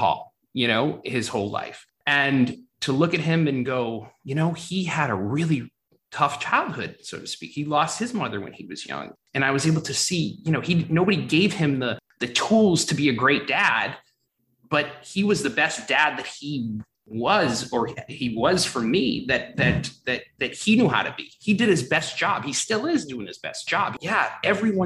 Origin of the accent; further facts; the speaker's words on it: Brockton, Massachusetts, United States; growing up in Boston or south of Boston in a town called Brockton